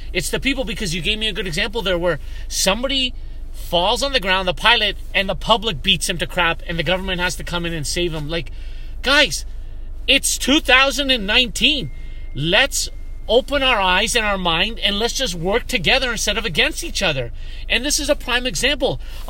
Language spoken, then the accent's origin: English; Canada; in fact, I'm none because I'm so whitewashed. If anything, I'm Canadian.